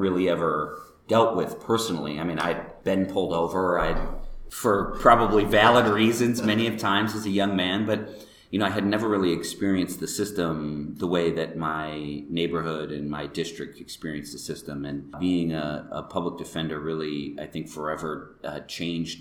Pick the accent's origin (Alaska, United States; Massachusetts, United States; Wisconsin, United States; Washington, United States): Wisconsin, United States; Madison; now in Milwaukee, United States; I grew up in Madison